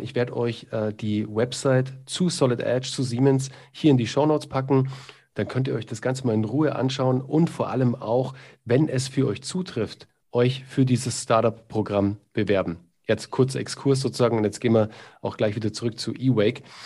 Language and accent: German; Munich, Bavaria, Germany; ich bin ja aus München